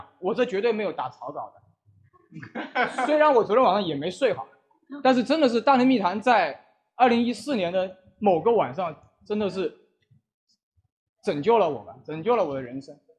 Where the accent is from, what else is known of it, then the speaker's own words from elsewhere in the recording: Wuhan, Hubei, China; 这个身为一个武汉人呢，